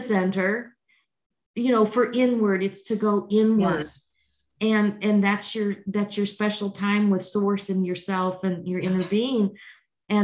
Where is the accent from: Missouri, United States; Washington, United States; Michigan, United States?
Missouri, United States; now in Texas, United States; I'm from Missouri and I love Missouri